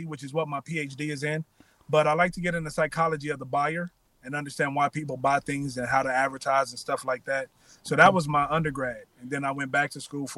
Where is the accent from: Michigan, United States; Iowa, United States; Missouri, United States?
Missouri, United States; Kansas City; moved away as an adult; also born or lived in Miami; now in Los Angeles, United States; I'm from Kansas City, Missouri, born and raised.